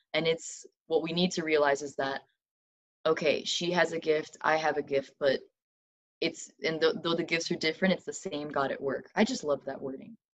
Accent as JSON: {"language": "English", "town": "Madison", "region": "Alabama", "country": "United States", "moved": "as an adult", "lives_now": "Loma Linda, United States", "said": "I'm originally from Huntsville, Alabama, technically Madison. It's a little uh, suburb, but yeah, Huntsville, Alabama"}